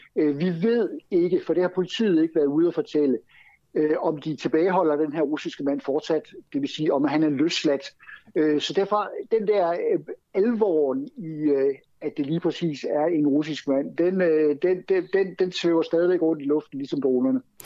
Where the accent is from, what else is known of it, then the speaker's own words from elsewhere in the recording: Denmark; now in Sweden; vi som danskere